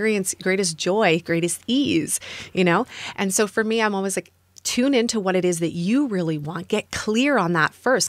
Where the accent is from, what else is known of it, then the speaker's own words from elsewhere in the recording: Canada; moved away; also born or lived in United States; I'm from Canada, temporarily living in the US